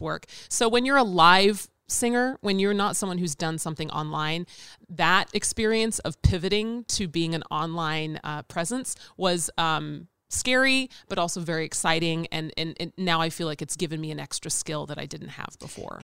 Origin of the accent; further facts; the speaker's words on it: Nashville, Tennessee, United States; moved away as an adult; now in Chicago, United States; I'm originally from Nashville, Tennessee.